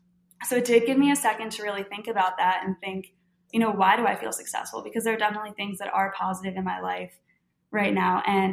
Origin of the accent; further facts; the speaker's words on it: Philadelphia, Pennsylvania, United States; That's just, I'm from Philly, but apparently living in Louisiana for the last, what, 11 years, I've just adapted.